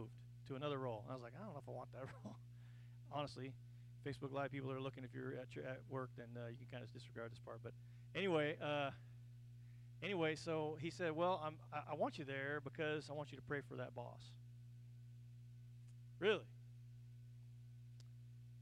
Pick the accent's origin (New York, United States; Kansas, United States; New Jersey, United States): Kansas, United States; also born or lived in Texas; now in Oklahoma, United States; I'm originally from Kansas, not Oklahoma